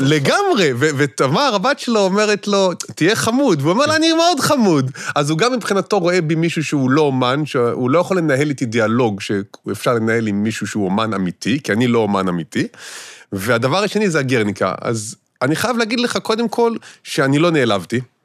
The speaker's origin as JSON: {"language": "Hebrew", "country": "Israel", "tie": "born or raised there", "said": "חונכתי וגדלתי במשפחה כפרית מושבניקית כזאת"}